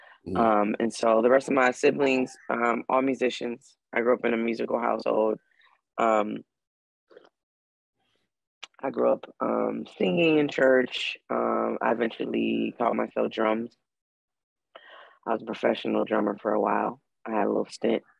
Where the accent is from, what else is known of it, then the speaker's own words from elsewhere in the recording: Detroit, Michigan, United States; as a Black woman growing up in Detroit